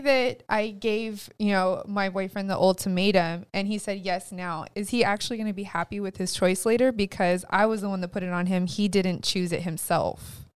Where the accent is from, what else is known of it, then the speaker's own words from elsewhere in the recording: California, United States; we're from California